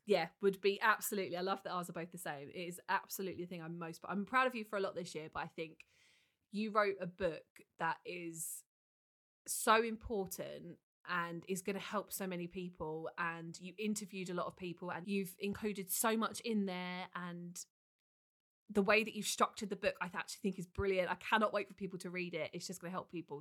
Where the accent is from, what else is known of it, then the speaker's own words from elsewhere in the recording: United Kingdom; we are so British